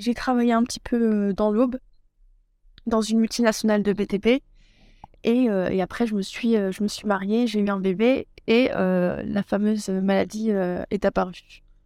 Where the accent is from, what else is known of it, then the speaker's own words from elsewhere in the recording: Troyes, Grand Est, France; also born or lived in Aix-Marseille / Loire; Je suis native euh, de Troyes, donc dans l'Aube, dans le 10